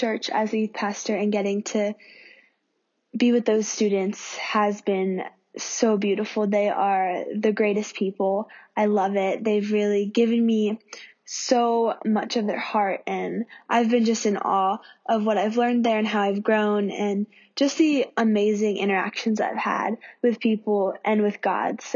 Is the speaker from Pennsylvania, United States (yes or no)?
yes; Pennsylvania, United States; now in Sydney, Australia; I am originally from America, from Pennsylvania